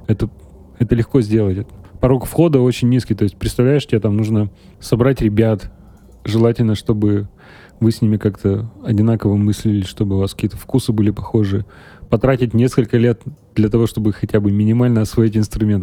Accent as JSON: {"language": "Russian", "town": "Uralsky", "region": "Perm Krai", "country": "Russia", "tie": "born or raised there", "also_born_or_lived": "Serebryanka, Gainsky District, Perm Krai", "lives_now": "Perm, Russia", "said": "Я из Уральского, это 17 километров от Нытвы."}